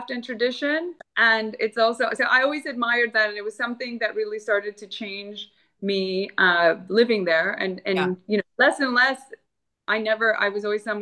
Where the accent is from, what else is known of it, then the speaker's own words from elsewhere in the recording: Florida, United States; moved away as an adult; also born or lived in New York City / Colombia; Cuban. I'm first generation born in the U.S. Yeah. Um, in Florida.